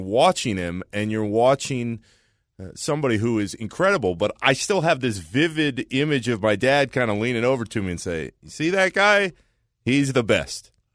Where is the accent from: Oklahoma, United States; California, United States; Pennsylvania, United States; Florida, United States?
Florida, United States; Orlando; growing up in Orlando